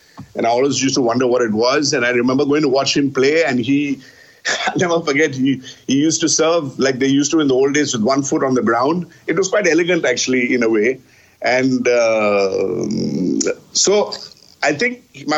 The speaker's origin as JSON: {"language": "English", "town": "Kolkata", "region": "West Bengal", "country": "India", "tie": "born or raised there", "said": "in Calcutta, where I grew up"}